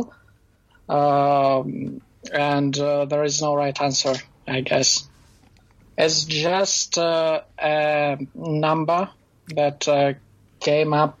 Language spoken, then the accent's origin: English; Belarus; I'm from Belarus